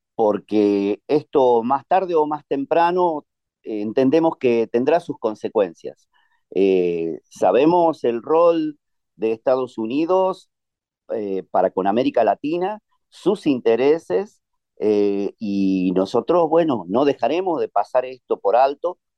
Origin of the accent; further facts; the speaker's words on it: Neuquén, Argentina; nuestra provincia